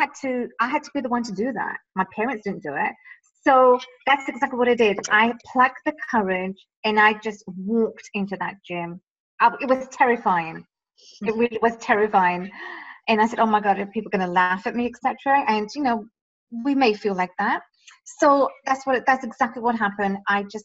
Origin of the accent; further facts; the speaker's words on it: England, United Kingdom; moved away as an adult; now in Toronto, Canada; I grew up in England. So most of my life has been there.